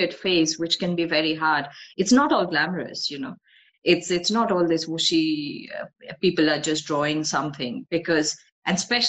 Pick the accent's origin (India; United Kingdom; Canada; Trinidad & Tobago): India; North India; moved away; So I'm ethnically Bengali, but I've grown up in North India.